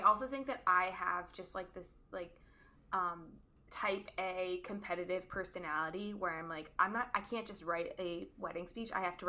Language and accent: English; United States; as an American